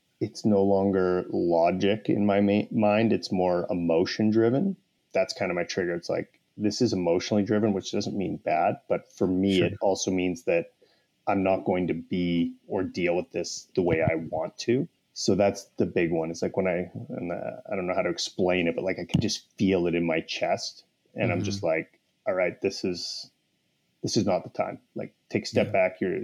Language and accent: English; Canada; I'm Canadian